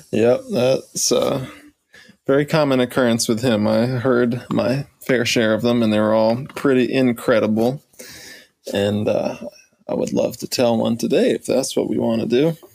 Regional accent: the South, United States; growing up in the South, sure, um, you know that's that's a thing

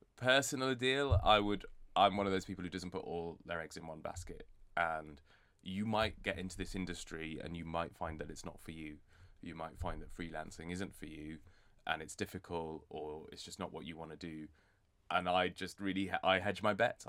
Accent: Bradford, Yorkshire and the Humber, United Kingdom; moved away as an adult; also born or lived in Edinburgh; I was born and raised in Bradford

